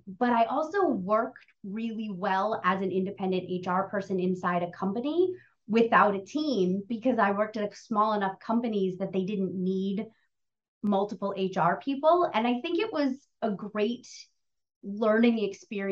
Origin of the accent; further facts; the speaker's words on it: New England, United States; moved away as an adult; also born or lived in Boston / Los Angeles; I grew up in New England, was in school in Boston. I left home 2 months after I graduated college. I drove across country to Los Angeles